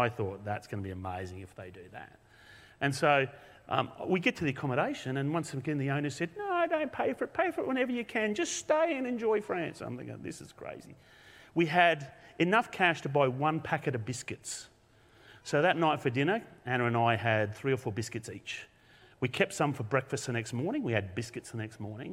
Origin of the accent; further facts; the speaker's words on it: Australia; from Australia